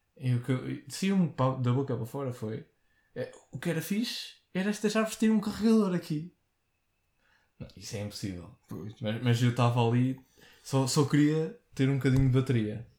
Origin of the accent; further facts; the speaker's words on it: Portugal; sou Tuga